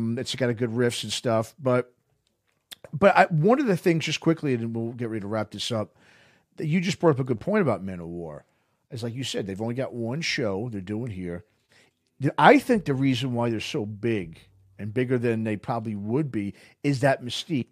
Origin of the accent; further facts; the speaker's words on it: New York, United States; I grew up in New York